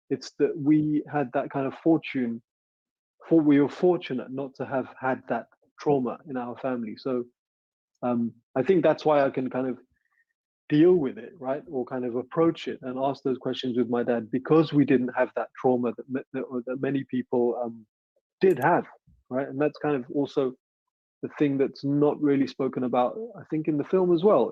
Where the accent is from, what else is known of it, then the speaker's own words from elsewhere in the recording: London, United Kingdom; I was also trying to find out who I was as a Londoner, right? So I'm 15 in 1990.